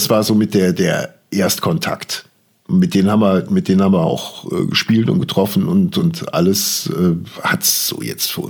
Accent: West Germany, Germany; ich bin selber äh, komplett im Westen aufgewachsen.

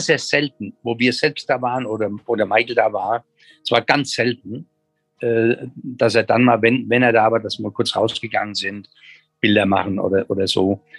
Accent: Germany

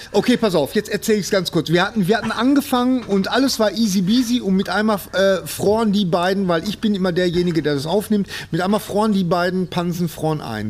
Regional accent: Bochum, North Rhine-Westphalia, Germany; ich komme aus Bochum.

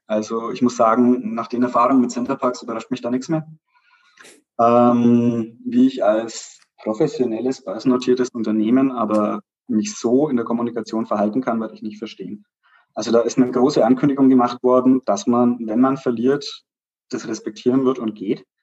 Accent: Pleinfeld, Bavaria, Germany; ich bin aus Kleinfeld

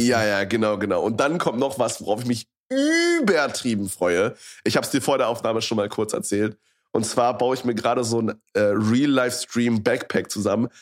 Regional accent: Berlin area, Germany; ich hier schon mein komplettes Leben lebe quasi. Also ich meine, ich habe nicht schon immer in Berlin direkt drin gewohnt

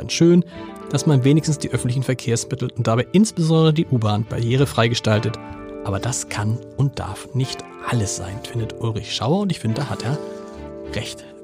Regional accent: Hamburg, Germany; Ich komme aus Nord. Ich gib's zu.

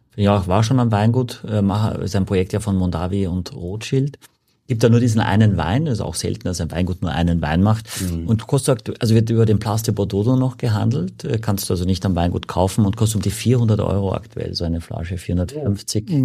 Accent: Gallizien, Carinthia, Austria; also born or lived in Klagenfurt; now in Hamburg, Germany; in Klagenfurt bin ich geboren, ich komme aus Galizien, am ähm, Klobeinersee

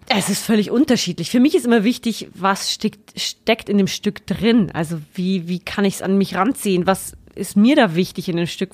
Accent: Floß, Bavaria, Germany; also born or lived in Regensburg / Saxony; komme ursprünglich aus Frohnstrauß. Also ganz aus der Nähe

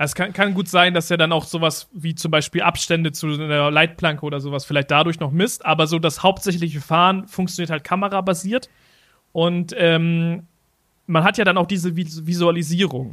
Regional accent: Germany; wir kommen aus Deutschland

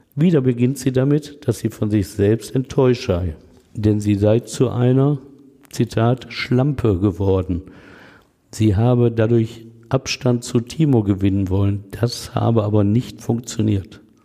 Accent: Essen, North Rhine-Westphalia, Germany; Wo ich als Kind gespielt hatte

